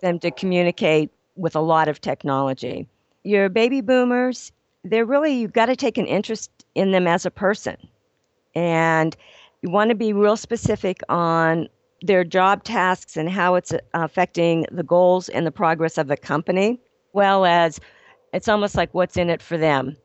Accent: Ohio, United States; also born or lived in Los Angeles; now in Phoenix, United States; born and raised in Ohio

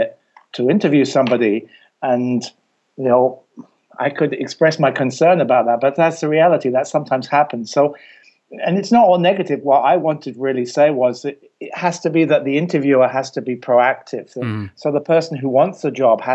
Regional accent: England, United Kingdom; I'm from England and my degree is not from Cleveland

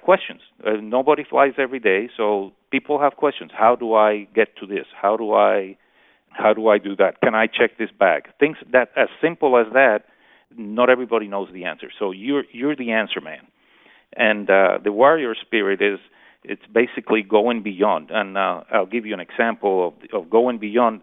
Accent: Puerto Rico; born and raised in Puerto Rico

